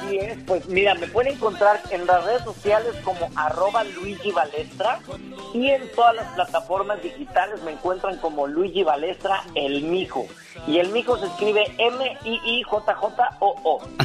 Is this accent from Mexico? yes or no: yes; Mexico City, Mexico; yo soy de la Ciudad de México, originario de la Ciudad de México